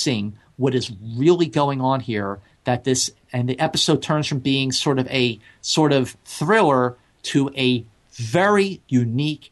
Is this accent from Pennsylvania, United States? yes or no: yes; Philadelphia, Pennsylvania, United States; moved away as an adult; now in California, United States; I grew up, I was born and raised in Philadelphia.